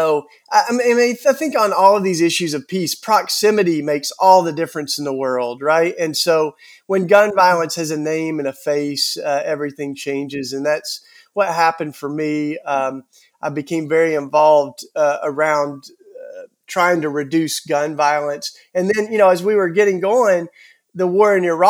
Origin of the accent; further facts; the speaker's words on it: Tennessee, United States; accent: Southern; my Southern accent. I'm a Southern born. I grew up in Tennessee, you know, right in the heart of the Bible Belt